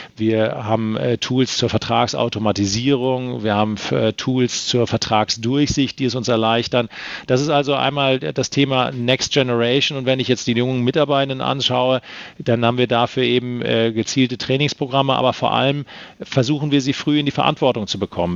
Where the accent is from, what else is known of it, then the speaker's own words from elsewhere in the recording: Rhineland-Palatinate, Germany; moved away; Ich bin äh, in der Pfalz groß geworden